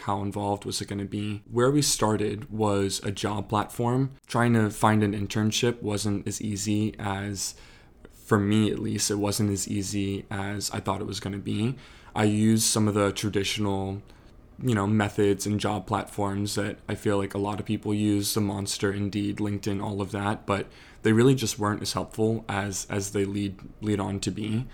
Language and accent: English; Annapolis, Maryland, United States; also born or lived in Charleston, South Carolina; I'm from Annapolis, Maryland, born and raised.